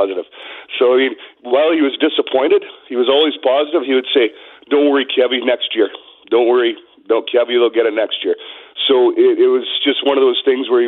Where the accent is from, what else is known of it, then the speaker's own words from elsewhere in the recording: Saskatoon, Saskatchewan, Canada; moved away as an adult; now in Winnipeg, Canada; I was born in Winnipeg in 72. We got transferred to Saskatoon in 1975. Dad worked for Air Canada. And he raised us as true Blue Bomber fans in Saskatoon